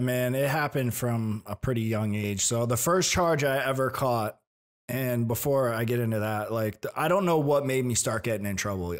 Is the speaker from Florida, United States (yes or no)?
yes; Tampa, Florida, United States; I was born in Tampa